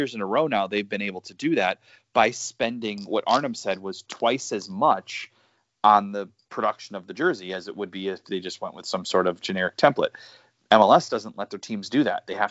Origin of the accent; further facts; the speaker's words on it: Chicago, Illinois, United States; I'm from Chicago